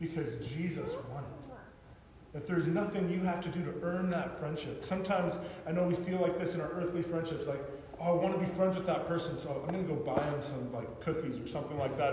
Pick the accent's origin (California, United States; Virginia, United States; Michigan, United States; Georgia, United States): California, United States; growing up in California